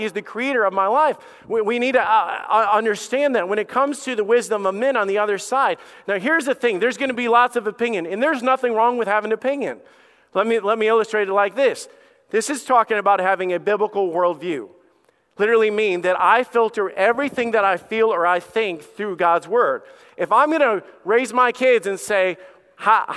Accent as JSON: {"language": "English", "region": "Alabama", "country": "United States", "tie": "born or raised there", "said": "I am a redneck from Alabama. You guys already know that. I grew up with a dog named Sam and a best friend named Bubba"}